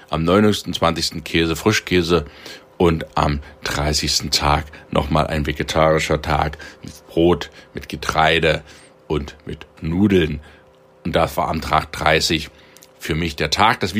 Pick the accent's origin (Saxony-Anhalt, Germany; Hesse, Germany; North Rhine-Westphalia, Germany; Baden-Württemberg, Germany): Saxony-Anhalt, Germany; Halle; born there; Und Sohl, Eier und Schlagwurst in meiner Geburtsstadt, das ist Halle Saale, bei den Haloren.